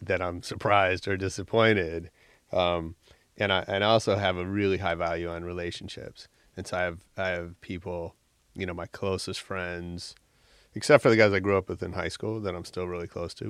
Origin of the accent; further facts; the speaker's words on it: San Francisco, California, United States; moved away as an adult; now in Los Angeles, United States; I grew up in San Francisco. And then I came here for college